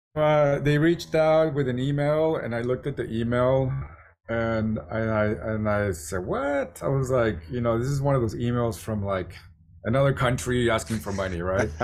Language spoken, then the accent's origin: English; San Diego, California, United States; San Diego, my hometown